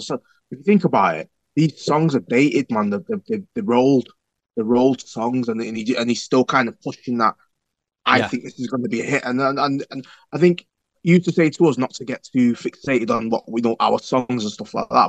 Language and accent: English; England, United Kingdom; We're not American, we're English